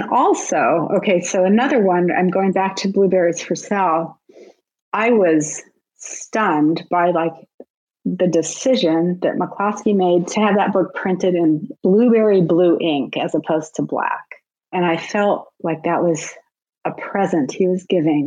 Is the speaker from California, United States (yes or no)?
yes; Southern California, United States; I grew up in Southern California